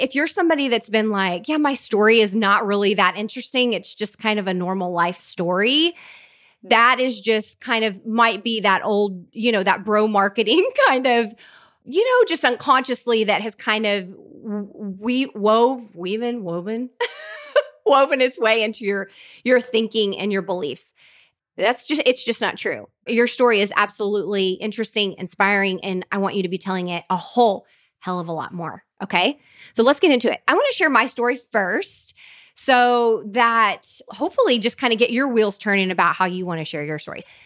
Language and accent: English; Oklahoma, United States; I grew up in a really tiny Oklahoma town